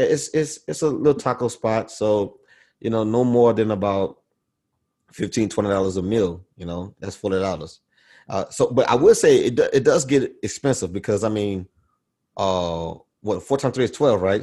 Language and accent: English; Baton Rouge, Louisiana, United States; growing up in Baton Rouge